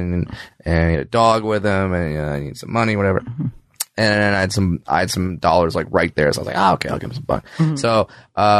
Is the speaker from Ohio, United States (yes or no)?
no; Orange County, California, United States; I grew up in Orange County, California.